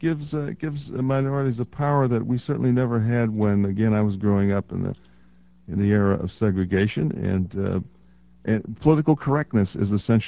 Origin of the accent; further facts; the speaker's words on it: Phoenix, Illinois, United States; I grew up in segregated Chicago. I grew up in Phoenix, Harvey, South, went to Thornton High School in a time when everything was segregated.